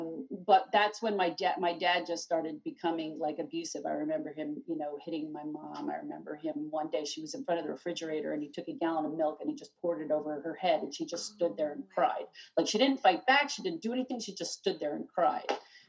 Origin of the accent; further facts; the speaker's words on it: Harrisburg, Pennsylvania, United States; also born or lived in New Jersey / Bethlehem; But we lived in, I grew up in Harrisburg and then we lived, then we came to New Jersey for a while. And then my parents wanted to move back to Pennsylvania.